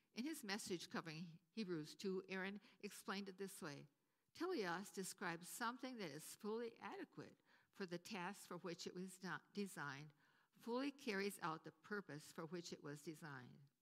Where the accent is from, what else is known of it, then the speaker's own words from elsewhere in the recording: Wisconsin, United States; moved away as an adult; also born or lived in Potsdam; where I grew up in Wisconsin